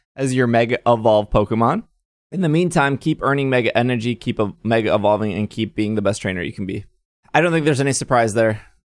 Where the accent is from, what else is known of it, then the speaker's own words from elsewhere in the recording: United States; I'm American.